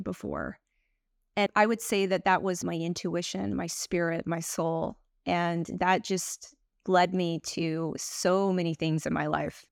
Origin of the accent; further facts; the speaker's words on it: Texas, United States; moved away as an adult; also born or lived in Greece / Taiwan / New York; I was born in Texas, and it's just a very kind of, the collective is quite a bit religious